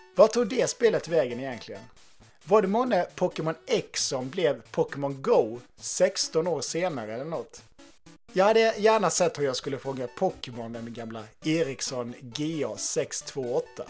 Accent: Halmstad, Halland County, Sweden; min hemstad Halmstad

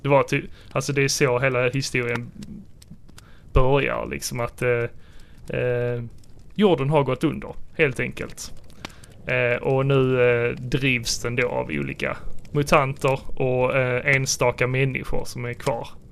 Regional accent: Sweden; vi som svenskar

